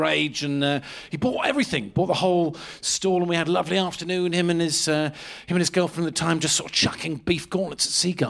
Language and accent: English; Lyme Regis, South West England, United Kingdom; I was just running a little beef stall in my hometown of Lyme Regis in Dorset, a little summer beach beef stall.